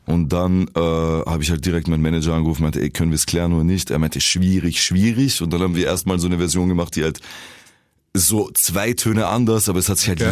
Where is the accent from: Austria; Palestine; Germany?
Austria; Vienna; accent: Viennese; So als Wiener. Ich habe nie etwas anderes repräsentiert außer Wien